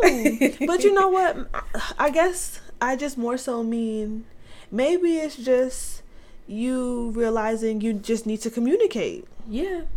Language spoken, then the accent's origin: English; Orlando, Florida, United States; I was born in Orlando, Florida